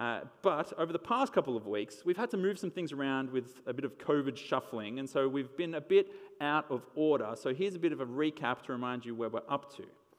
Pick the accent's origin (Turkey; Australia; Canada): Australia; Wollongong, New South Wales; my hometown.